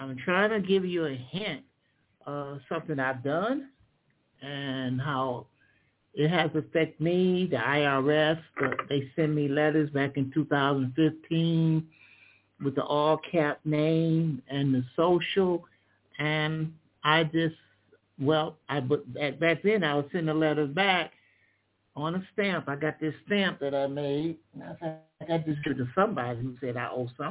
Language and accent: English; Michigan, United States; In Michigan, I'm from Michigan, so I use Michigan laws